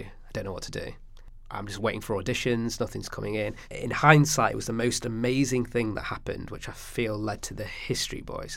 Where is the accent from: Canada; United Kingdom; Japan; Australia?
United Kingdom; Stockport, North West England; growing up in Stockport, talking about what it was like for me juggling two cultures